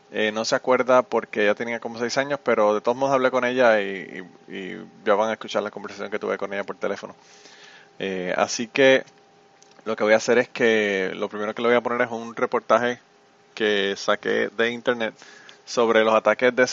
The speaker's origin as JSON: {"language": "Spanish", "town": "Utuado", "country": "Puerto Rico", "tie": "born or raised there", "said": "mi pueblo, mi querido pueblo de Utuado."}